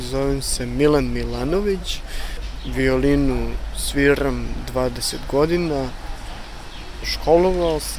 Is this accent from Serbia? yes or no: yes; Zaječar, Central Serbia, Serbia; now in Novi Sad, Serbia; Rodom sam iz Zaječara, preselio sam se u Novi Sad da živim